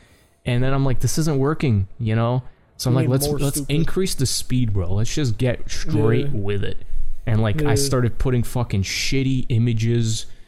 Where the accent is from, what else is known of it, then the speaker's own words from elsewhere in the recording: New York City, New York, United States; because I am a New Yorker